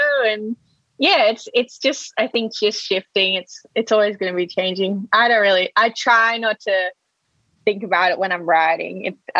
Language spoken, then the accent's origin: English; Sydney, New South Wales, Australia; also born or lived in Melbourne / London; Well, I was born in Sydney. I started school in Melbourne. And then I went to London. I lived in London until I was 13, 14, came back to Sydney and then finished schoo